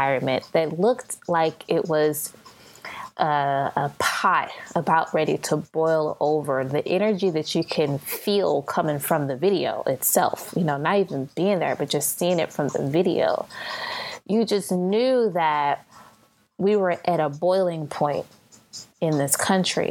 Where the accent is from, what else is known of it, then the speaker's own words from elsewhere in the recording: St. Louis, Missouri, United States; Now, I'm from St. Louis. I live in St. Louis